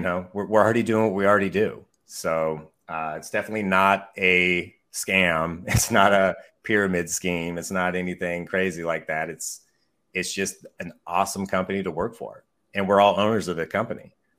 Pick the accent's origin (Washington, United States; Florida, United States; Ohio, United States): Washington, United States; Mukilteo; also born or lived in Bellingham, Washington; I also work Snohomish County, which is where I grew up. I grew up in a little town called Muckle Teo.